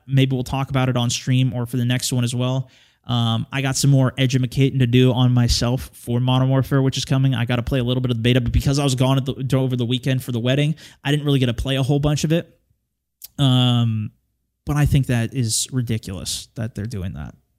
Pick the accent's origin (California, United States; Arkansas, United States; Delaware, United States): California, United States; moved away as an adult; now in Portland, United States; I'm originally from California